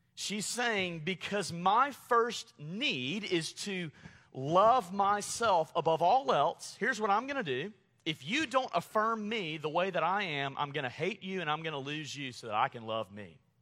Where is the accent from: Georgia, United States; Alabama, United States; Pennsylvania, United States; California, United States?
Alabama, United States; Montgomery; moved away; growing up in Montgomery, Alabama